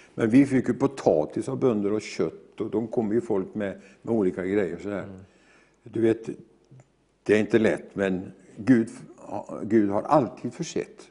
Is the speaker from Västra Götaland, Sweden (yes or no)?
yes; near Gothenburg, Västra Götaland, Sweden; jag är ju född ut på Hönerås strax utanför Göteborg